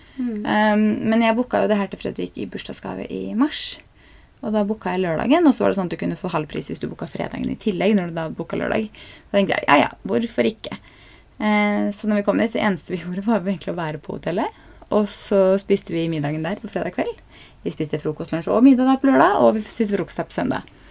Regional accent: Norway; vi er nordmenn

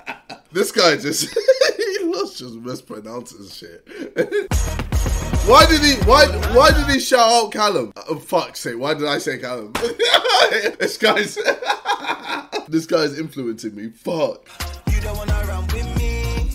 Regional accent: United States; I'm American and I only know... one Wayne, and that's ….

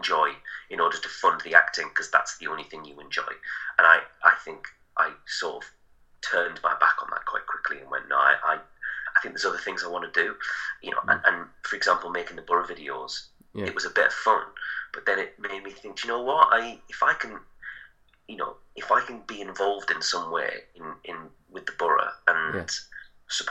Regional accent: Middlesbrough, North East England, United Kingdom; it's my hometown

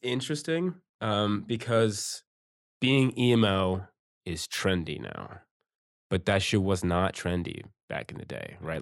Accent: Campbellford, Ontario, Canada; I grew up in, in Campbellford

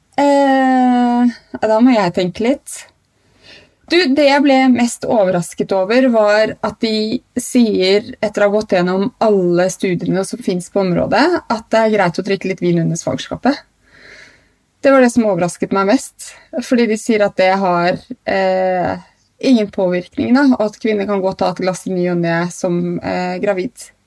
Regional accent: Trondheim, Trøndelag, Norway; Jeg ble født på Stiftelsen i Trondheim

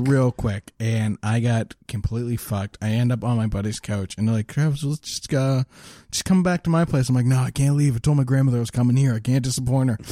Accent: Lower Sackville, Nova Scotia, Canada; I grew up in Lower Sackville

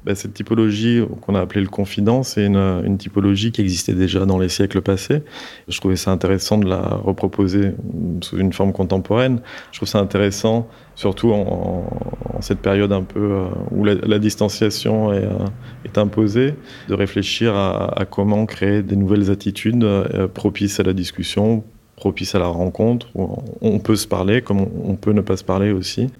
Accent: south of France, France; la région d'où je viens, donc du sud de la France

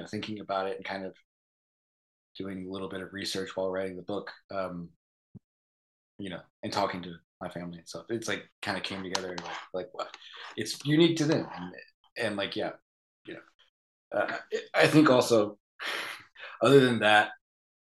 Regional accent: Kannapolis, North Carolina, United States; now in Philadelphia, United States; I'm from more of like the Piedmont central area, but a lot of my family grew up in Western North Carolina and moved to the town that I am from, which is like this small mill town, Kannapolis

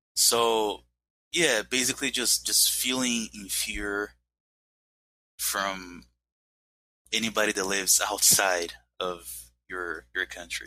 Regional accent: Brazil; English is a second language

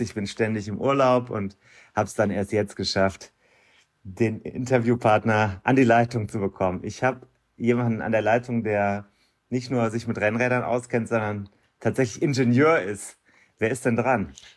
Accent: Germany; als Deutscher

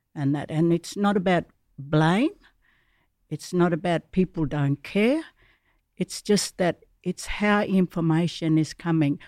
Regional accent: Garden Point Mission, Northern Territory, Australia; I grew up Garden Point Mission days

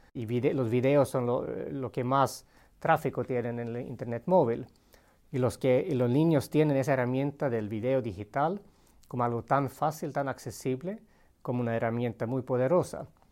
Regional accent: Sweden; moved away as an adult; also born or lived in Colombia; nací y crecí en Suecia con una mamá finlandesa

